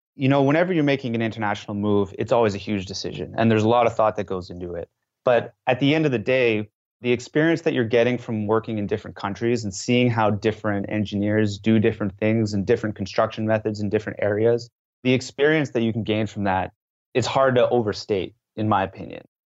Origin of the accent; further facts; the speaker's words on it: West Coast of Canada, Canada; moved away as an adult; now in France; I was from the English side on the West Coast, I was not fluent in French